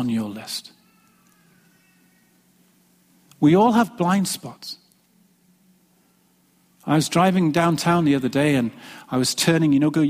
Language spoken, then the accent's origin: English; England, United Kingdom; moved away as an adult; When I came from England back in 1992, seems like a long time ago now, 29 years old, some of you remember me then.